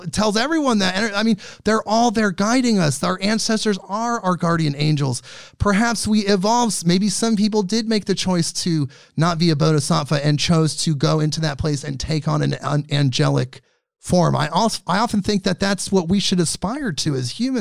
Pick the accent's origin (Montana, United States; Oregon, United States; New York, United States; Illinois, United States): Oregon, United States; Portland; I'm from, like me, Portland. I'm from Portland.